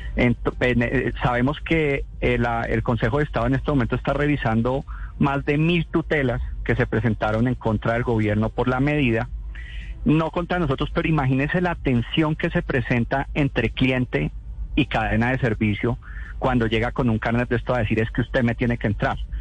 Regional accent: Colombia; como colombianos

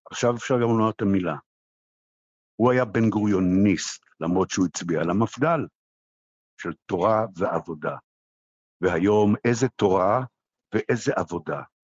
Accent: Israel

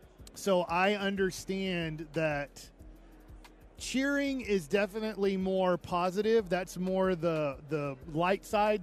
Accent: Duncanville, Texas, United States; even though I grew up in Duncanville, I grew up with my dad growing up here in Dallas

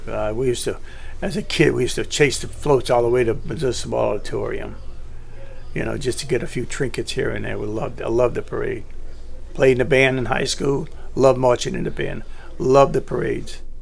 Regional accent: New Orleans, Louisiana, United States; also born or lived in Gretna, Louisiana / Terrytown, Louisiana; in the Irish Channel, and I grew up and went to grade school there and high school, Redemptorist High School

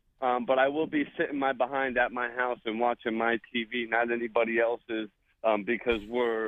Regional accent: Florida, United States; moved away as an adult; now in King of Prussia, United States; I'm a guy from Florida.

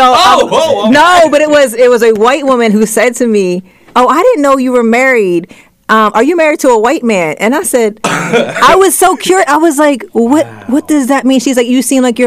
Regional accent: Middletown, United States; I grew up in Middletown

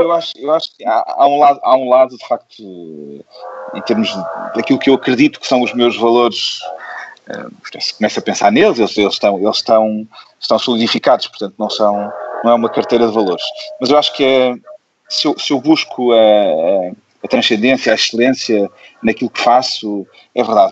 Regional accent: Porto, Norte, Portugal

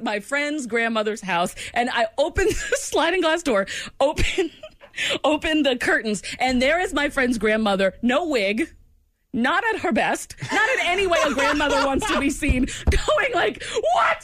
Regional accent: New England, United States; moved away; I'm from New England

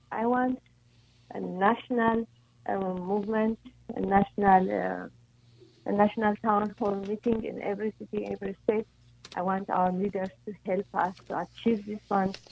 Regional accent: Ethiopia; now in Los Angeles, United States; I'm originally from Ethiopia, so we are Ethiopians.

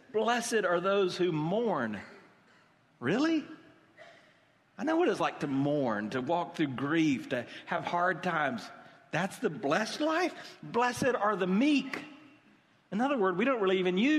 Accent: United States; We're American

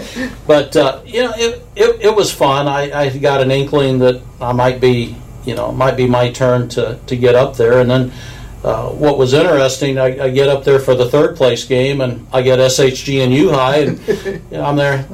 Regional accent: Springfield, Missouri, United States; born there; I was born in Springfield, Missouri. Mom and dad are both from Springfield, Missouri, and that's pretty much the heart of Cardinal country down there.

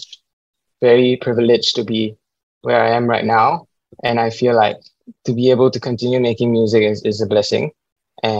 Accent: Singapore; As a Singaporean

